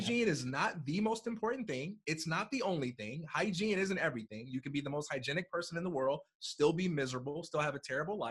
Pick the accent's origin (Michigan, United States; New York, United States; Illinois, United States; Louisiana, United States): Illinois, United States; Chicago; I'm from Chicago, Illinois